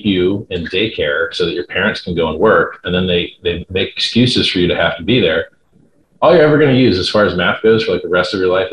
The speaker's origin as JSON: {"language": "English", "town": "Fort Lauderdale", "region": "Florida", "country": "United States", "tie": "born or raised there", "said": "I grew up in Fort Lauderdale, Florida. That's north of Miami"}